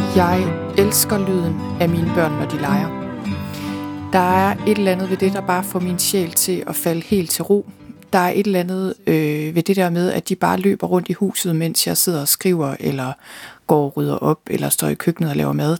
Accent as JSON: {"language": "Danish", "area": "Thy", "region": "North Denmark Region", "country": "Denmark", "tie": "born or raised there", "also_born_or_lived": "London", "moved": "as an adult", "said": "Jeg er født og opvokset i Thy"}